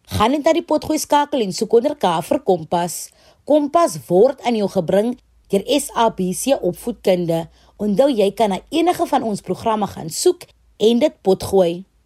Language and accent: Afrikaans; South Africa